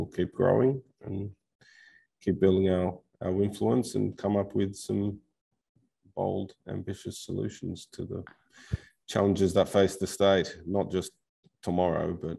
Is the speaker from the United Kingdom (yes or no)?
no; Australia; moved away; also born or lived in United States / Turkey / China / South Korea; My brothers live in the US, you know. I was born there. I grew up in Australia.